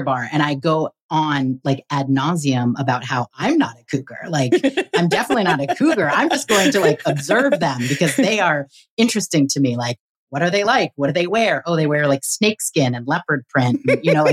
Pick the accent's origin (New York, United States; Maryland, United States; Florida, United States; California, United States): California, United States; I grew up in California.